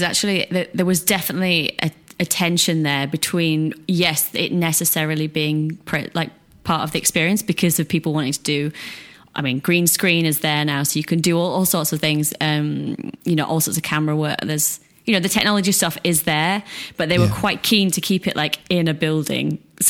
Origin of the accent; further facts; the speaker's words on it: England, United Kingdom; because, yeah, I was from England, so it was far away. It was different time zone.